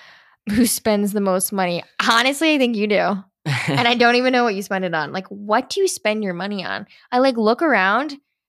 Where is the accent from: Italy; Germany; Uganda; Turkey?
Italy; also born or lived in California, United States / Washington DC, United States; I grew up in Italy and in California and in DC.